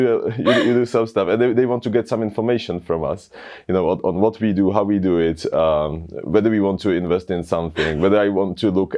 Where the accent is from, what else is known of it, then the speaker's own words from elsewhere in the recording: Czechia; We're from the Czech Republic